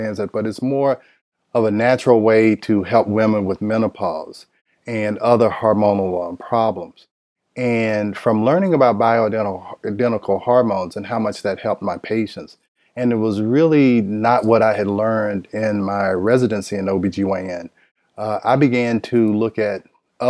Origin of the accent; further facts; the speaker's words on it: Nashville, Tennessee, United States; moved away as an adult; now in Atlanta, United States; I am from Nashville, Tennessee